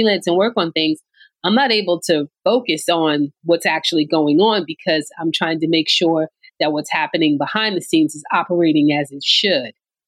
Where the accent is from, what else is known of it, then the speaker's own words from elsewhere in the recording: Orange, New Jersey, United States; also born or lived in North Carolina; I am from Orange, New Jersey, born and raised